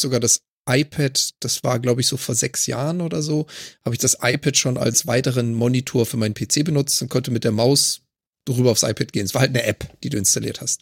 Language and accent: German; Germany; moved away as an adult; now in Canada; als Deutscher in Kanada